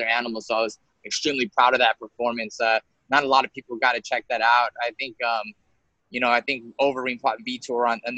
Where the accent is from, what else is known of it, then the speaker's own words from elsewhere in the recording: Santa Ana, California, United States; my hometown, Santa Ana, Southern California